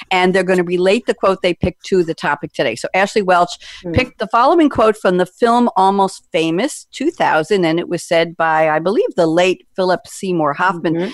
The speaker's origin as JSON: {"language": "English", "town": "Paris", "region": "Île-de-France", "country": "France"}